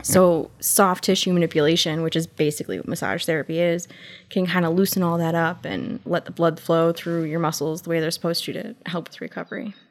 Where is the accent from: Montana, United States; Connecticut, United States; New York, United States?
Connecticut, United States; Waterbury; I grew up in Waterbury